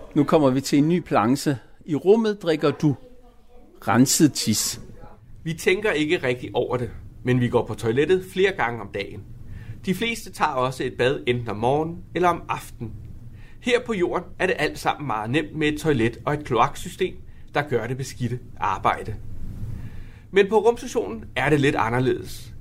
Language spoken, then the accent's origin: Danish; Denmark